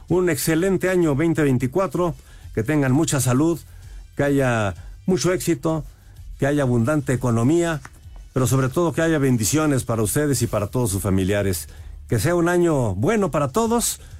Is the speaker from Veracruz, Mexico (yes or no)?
yes; Minatitlán, Veracruz, Mexico; Eh, muy buenas noches … de Minatitlán, Veracruz.